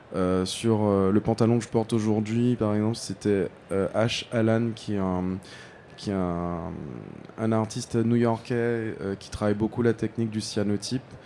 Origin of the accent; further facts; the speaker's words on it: Guadeloupe; moved away as an adult; now in France; j'ai grandi aux Antilles, j'ai grandi en Guadeloupe